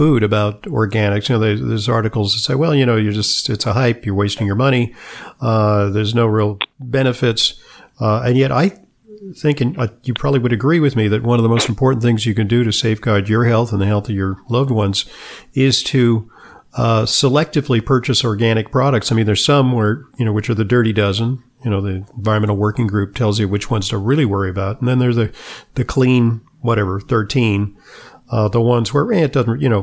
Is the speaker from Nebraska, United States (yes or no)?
no; Los Angeles, California, United States; I grew up in Los Angeles in the 1950s